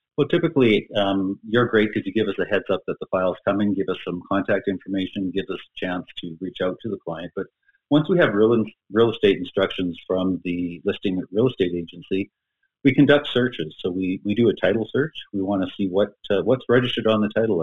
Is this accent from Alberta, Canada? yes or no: yes; Edmonton, Alberta, Canada; was born and raised in Edmonton and basically been here all my life